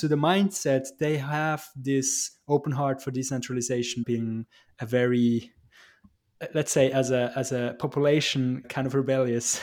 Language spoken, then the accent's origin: English; Switzerland; we at the Swiss, we always have a little bit of trouble to kind of brag about our achievements